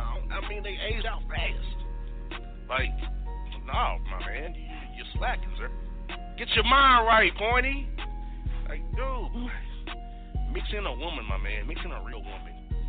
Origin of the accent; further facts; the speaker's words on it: Kansas City, Missouri, United States; I'm Kansas City, brother. I'm not trying to be offensive to you. I'm from Kansas City.